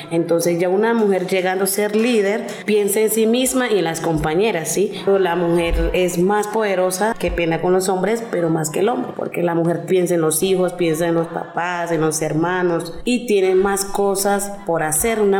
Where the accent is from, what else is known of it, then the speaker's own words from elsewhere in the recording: Pereira, Risaralda, Colombia; now in Bogotá, Colombia; Yo vengo de Risaralda, de Pereira, soy …. Yo aquí llegué en Bogotá, ya va a ser como mucho tiempo, va a ser como 25 años estoy aquí en Bogotá.